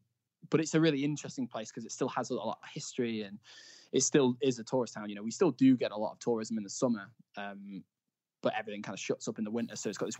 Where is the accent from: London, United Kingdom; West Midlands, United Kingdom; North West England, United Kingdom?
North West England, United Kingdom; Blackpool; But yeah, so I'm from Blackpool